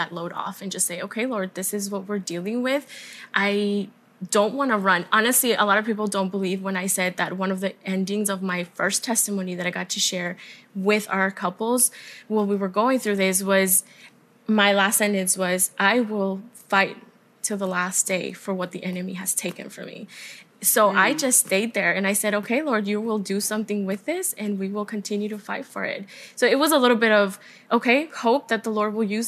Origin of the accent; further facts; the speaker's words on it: El Paso, Texas, United States; moved away; We're originally from El Paso